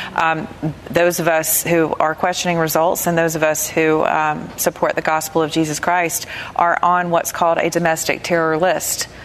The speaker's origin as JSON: {"language": "English", "region": "the South", "country": "United States", "said": "I'm from the South"}